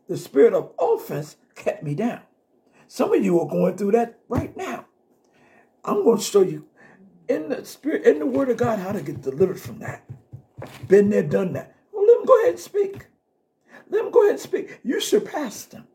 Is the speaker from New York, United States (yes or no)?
yes; New York City, New York, United States; moved away; from my hometown, from Brooklyn